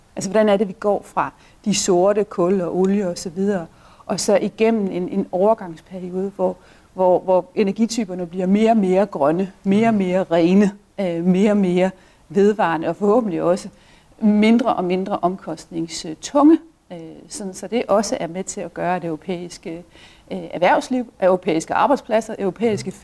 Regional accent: Denmark

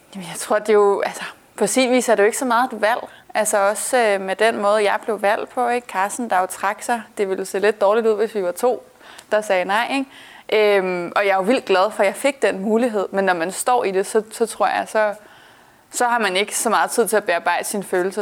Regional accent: Værløse, Capital Region of Denmark, Denmark; moved away as an adult; now in Brussels, Belgium; jeg voksede op i Værløse, lidt nord for København

